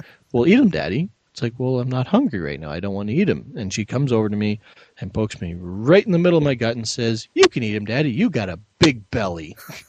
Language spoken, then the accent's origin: English; Canada; my fellow Canadians will know